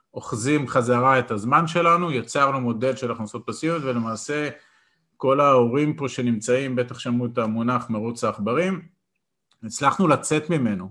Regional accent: Israel; אני גדלתי בקיבוץ אה, להורים שכירים

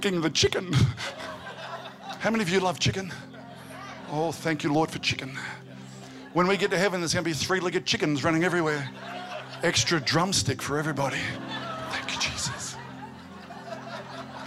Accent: Albury, New South Wales, Australia; I grew up in Albury. Albury's a country town

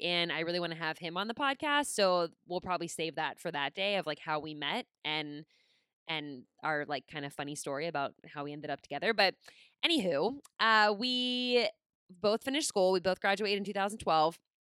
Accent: Pittsburgh, Pennsylvania, United States; moved away as an adult; I was from Pittsburgh

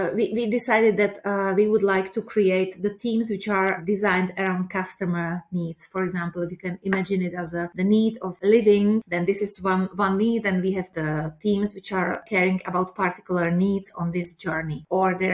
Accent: Prague, Czechia; I'm coming from Czech Republic, from Prague.

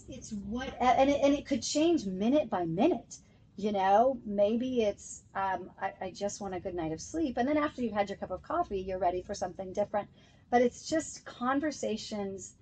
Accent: Santa Maria, California, United States; I grew up in Santa Maria. I went to high school up there.

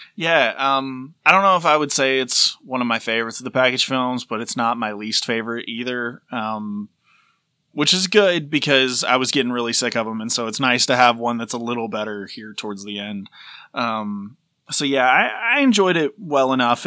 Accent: Tennessee, United States; we're from Tennessee, like, it's a similar accent

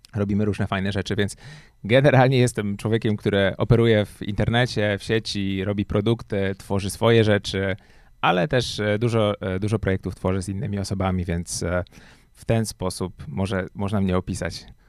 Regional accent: Łódź, Łódź Voivodeship, Poland; moved away as an adult; also born or lived in Warsaw; ja jak przyjechałem do Warszawy, bo jestem z Łodzi, przyjechałem do Warszawy na studia

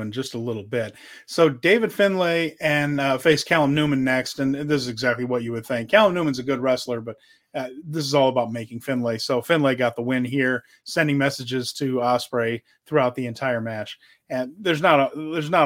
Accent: Ireland; as an Irish person here

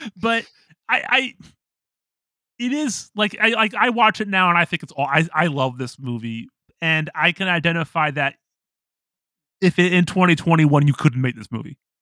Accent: Toledo, Ohio, United States; I'm from Toledo. Like, you know, my high school was, like, predominantly white

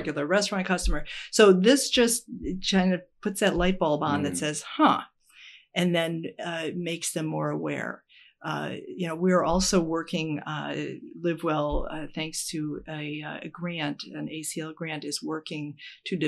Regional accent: Minnesota, United States; now in Connecticut, United States; I'm originally from the Midwest. Minnesota, actually, land of the covered dish

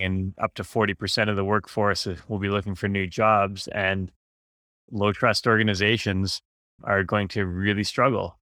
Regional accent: Vancouver, British Columbia, Canada; I grew up in Vancouver

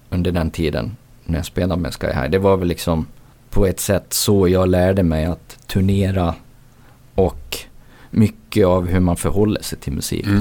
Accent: Borlänge, Dalarna County, Sweden; jag är från Borlänge

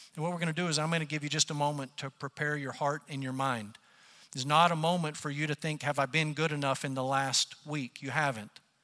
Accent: United States; as Americans and as American Christians

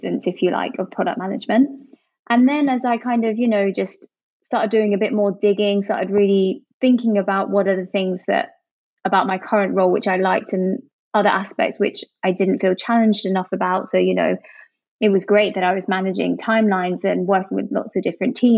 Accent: Jersey; moved away as an adult; also born or lived in Hong Kong / London; I'm originally from Jersey, the Channel Islands

